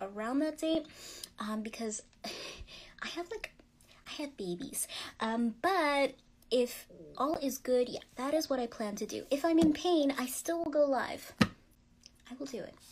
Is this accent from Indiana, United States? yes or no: no; Yonkers, New York, United States; I was born in New York, specifically in Westchester, which is Yonkers